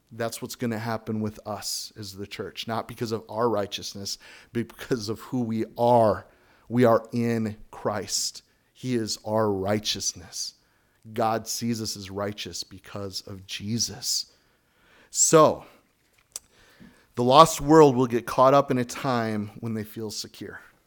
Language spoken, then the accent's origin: English; United States; moved away; as an American